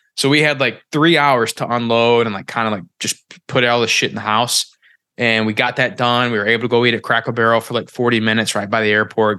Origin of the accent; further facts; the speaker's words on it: Missouri, United States; moved away; where I came from, I'm from Missouri